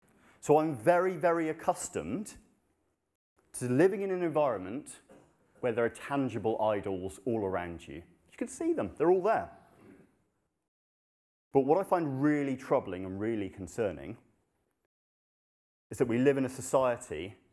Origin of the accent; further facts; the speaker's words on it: Kathmandu, Bagmati, Nepal; moved away; Many of you will know I grew up in Nepal. I lived there for 10 years, and it's a Hindu country.